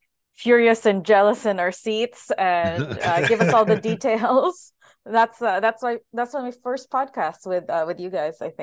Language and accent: English; Winnipeg, Manitoba, Canada; we met the one other Winnipegger that was there.